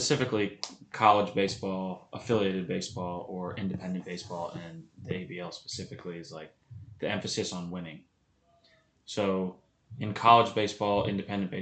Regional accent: Pennsylvania, United States; I am from Pennsylvania, the United States of America.

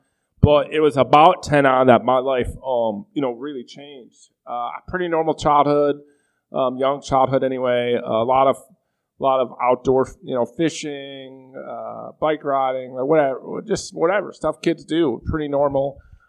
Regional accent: Buffalo, New York, United States; moved away as an adult; I grew up in Buffalo, New York.

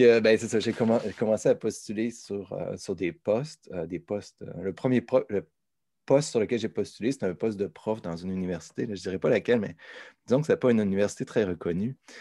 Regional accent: Saint-Nicolas, Quebec, Canada; je viens de Saint-Nicolas, donc au sud de la ville de Québec

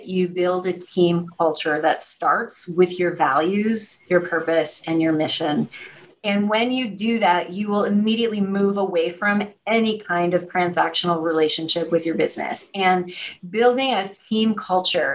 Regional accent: Missouri, United States; now in New York City, United States; I live in New York City across from Alvin Ailey Dance Theater, but I'm from Missouri. And what that means is that I'm a Midwestern girl

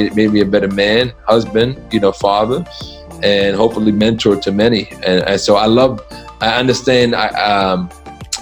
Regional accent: New York City, New York, United States; I grew up in the South Bronx

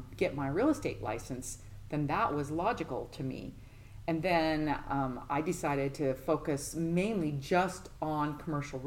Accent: Colorado, United States; moved away as an adult; also born or lived in Utah; now in Nolensville, United States; I'm mainly from Colorado, but we most recently moved from the state of Utah.

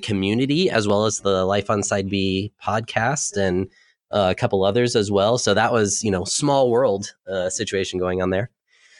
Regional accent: Jacksonville, Florida, United States; also born or lived in Southeast United States; So I moved every 2 years, but I've been in Jacksonville since 1989. And so that's more or less my hometown, but I've lived sporadically around the Southeast.

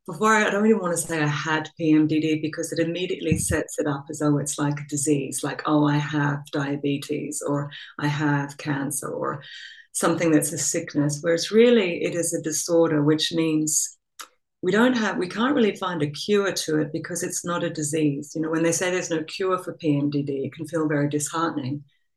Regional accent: Australia; accent: Australian; moved away as an adult; also born or lived in England; now in Copenhagen, Denmark; Well, so I am Australian. You might be able to hear a remnant of an Australian accent in there, but I've also been living overseas for, you know, 20 years or so.

